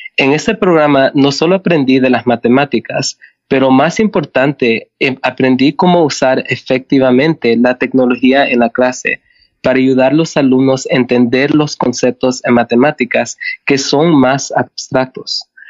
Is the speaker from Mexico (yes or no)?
no; Canada; also born or lived in El Salvador; Yo nací en El Salvador y llegué a Canadá con, cuando tenía seis años con mi familia. Entonces crecí como canadiense.